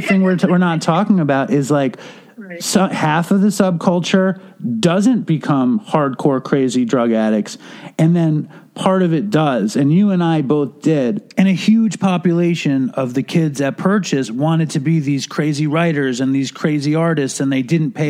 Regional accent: New York City, New York, United States; I'm, like, 5 years older than you, and I grew up in Manhattan

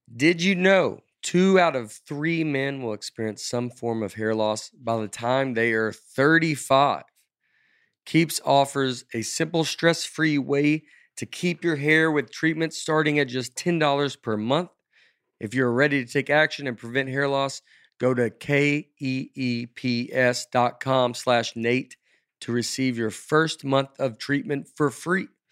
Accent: Tennessee, United States; I'm Tennessee kid, I'm just from Tennessee

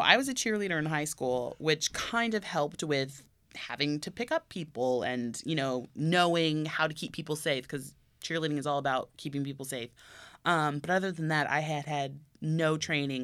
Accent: Tokyo, Japan; now in Burbank, United States; I grew up in Tokyo, went to Disney, or Tokyo Disneyland every year I was there.

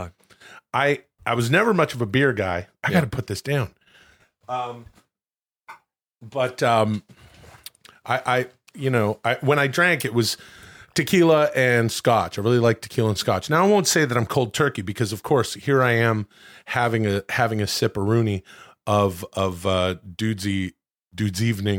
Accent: Ladner, British Columbia, Canada; Not me. I'm a Canadian guy where we have all Molson. Sorts of beer.

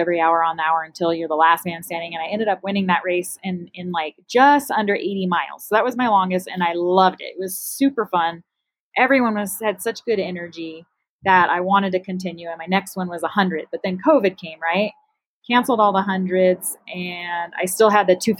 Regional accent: Flagstaff, Arizona, United States; moved away; Flagstaff, which is my hometown

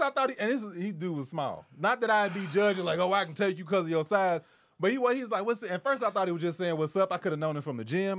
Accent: Kentucky, United States; now in Los Angeles, United States; I'm from the Midwest. I'm from Kentucky.

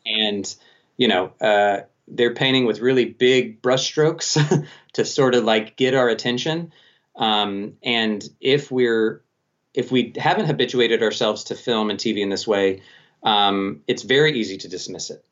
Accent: Colorado Springs, Colorado, United States; Colorado Springs, uh, my hometown actually

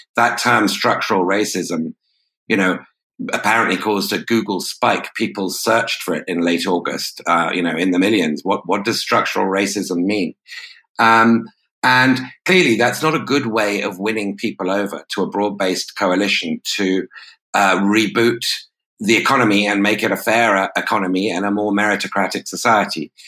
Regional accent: United Kingdom; as a Brit

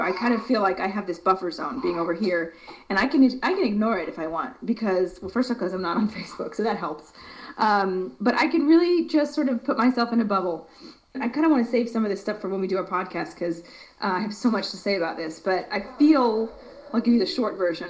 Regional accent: United States; moved away; as an American

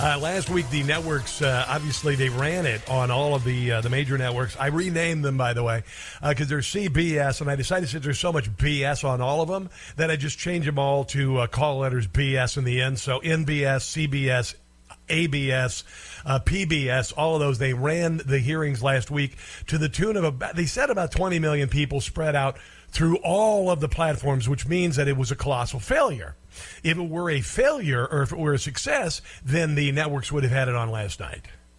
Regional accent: Iowa, United States; moved away; also born or lived in Minnesota; I'm from the upper Midwest, I'm from Iowa, lived in Minnesota

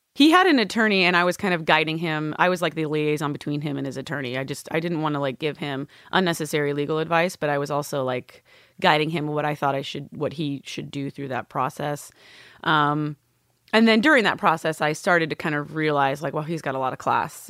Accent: Northern California, United States; I was born in Southern California, grew up in Northern California

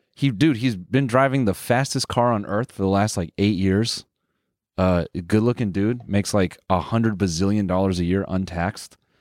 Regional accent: Canada; we're Canadian

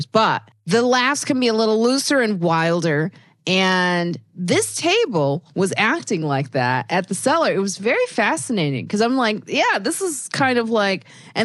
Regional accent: United States; as an American

